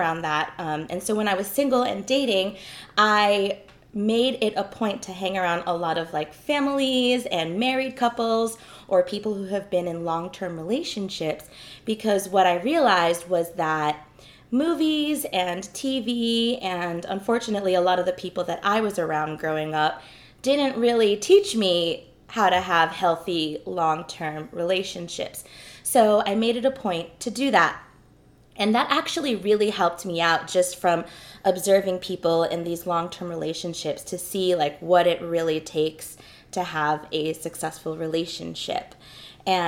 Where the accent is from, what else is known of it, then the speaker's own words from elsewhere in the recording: New York, United States; now in Southern California, United States; I grew up in New York. And now that I live in Southern California